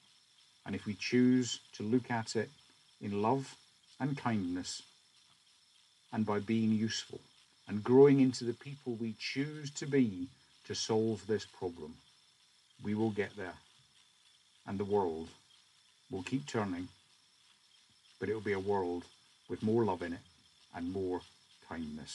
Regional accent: Scotland, United Kingdom; as a Scotsman

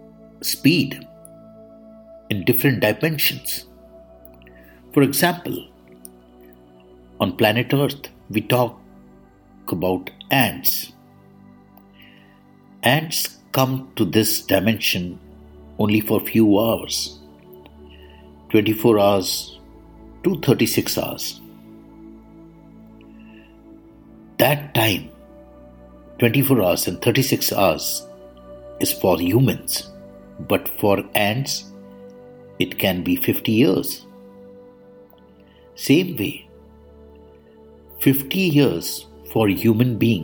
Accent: India; I am the Indian monk

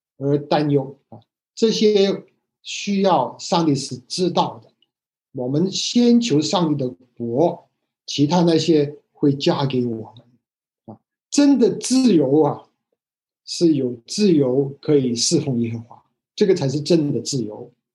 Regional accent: Hong Kong; moved away; 我以前在香港长大的时候学的是繁体字

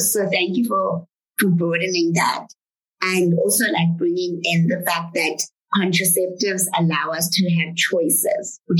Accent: Zimbabwe; I'm from Zimbabwe.

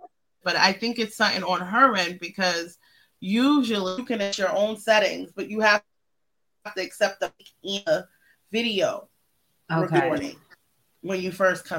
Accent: Boston, Massachusetts, United States; we're from off of Cummins Highway.

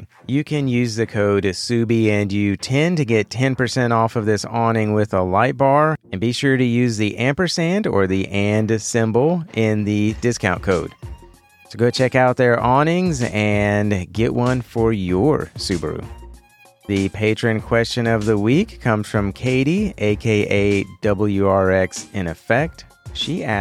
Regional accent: Texas, United States; I'm from Texas

